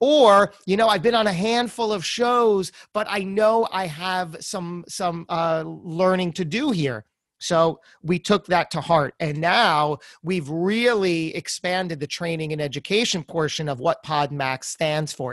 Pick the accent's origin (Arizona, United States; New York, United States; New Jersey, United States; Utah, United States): New Jersey, United States; I'm from Jersey